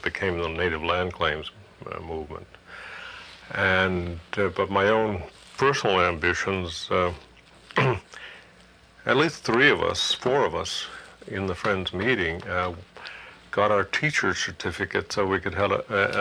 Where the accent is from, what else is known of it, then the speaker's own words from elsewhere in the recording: New York City, New York, United States; moved away as an adult; now in Fairbanks, United States; growing up in New York